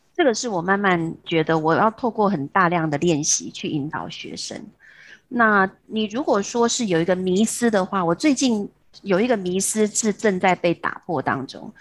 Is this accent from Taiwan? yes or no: yes; Taiwan; moved away as an adult; now in Hong Kong; 回到我的故乡台湾